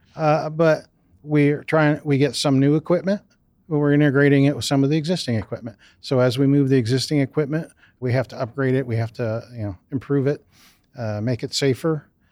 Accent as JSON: {"language": "English", "town": "Canal Fulton", "region": "Ohio", "country": "United States", "tie": "born or raised there", "said": "I grew up just down the street in a small town south of here, Canal Fulton, Ohio."}